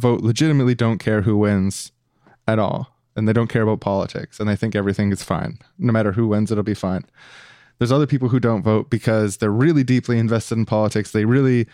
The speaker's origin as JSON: {"language": "English", "town": "Winnipeg", "region": "Manitoba", "country": "Canada", "tie": "born or raised there", "said": "in my hometown, the place that I'm from, Winnipeg"}